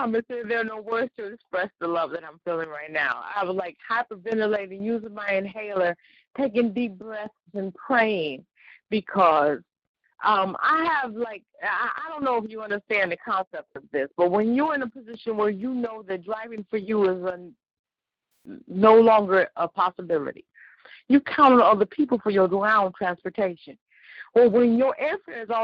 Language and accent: English; Illinois, United States; I'm from Illinois.